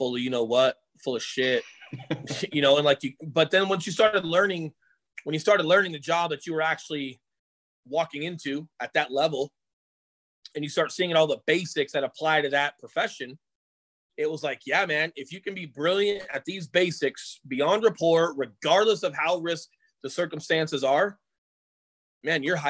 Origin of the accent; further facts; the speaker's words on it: Colorado, United States; I grew up in Colorado